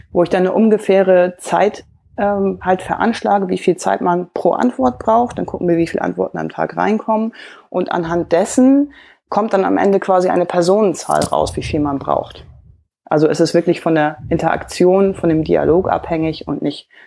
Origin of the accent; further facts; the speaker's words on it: Hamburg, Germany; accent: Hamburg; man hört vielleicht so ein bisschen, ich habe so einen leichten Hamburger Akzent